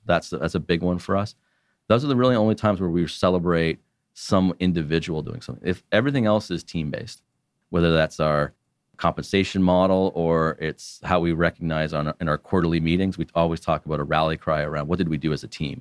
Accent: Canada; as a Canadian

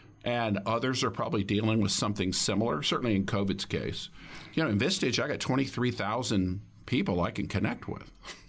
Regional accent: Dallas, Texas, United States; also born or lived in Colorado / Florida / Silicon Valley; I grew up in Dallas, not from there, but spent a lot of time there.

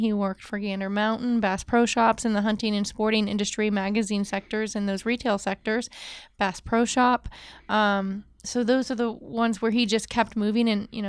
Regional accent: Maine, United States; accent: northern; I love lobster, so that's probably the Maine in me. Every once in a while, you get me upset. My northern accent comes out.

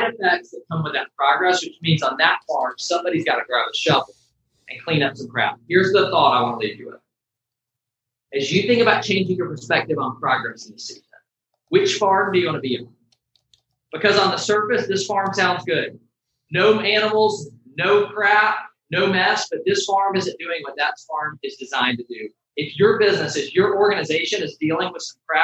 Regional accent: Atlanta, Georgia, United States; I grew up in Metro Atlanta

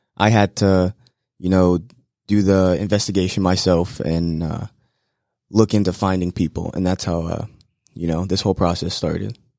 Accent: Florida, United States; moved away as an adult; back in my home state of Florida

